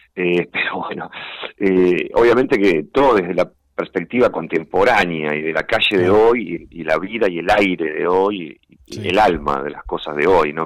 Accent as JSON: {"language": "Spanish", "region": "Buenos Aires", "country": "Argentina", "tie": "born or raised there", "moved": "as an adult", "said": "en una imprenta en Parque Chacabuco, que es cerca donde yo nací"}